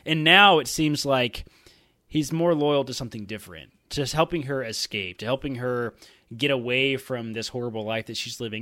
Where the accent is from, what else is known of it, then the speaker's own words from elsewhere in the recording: Georgia, United States; accent: country; I can turn my country accent on. I am from Georgia, after all.